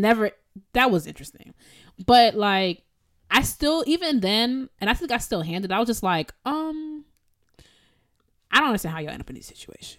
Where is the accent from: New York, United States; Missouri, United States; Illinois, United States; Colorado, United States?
Illinois, United States; Evanston; I'm from Evanston